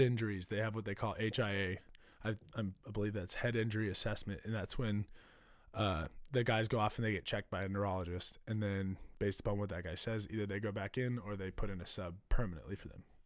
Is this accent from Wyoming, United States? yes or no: no; Kansas City, Missouri, United States; moved away as an adult; now in New York, United States; born and raised in Kansas City.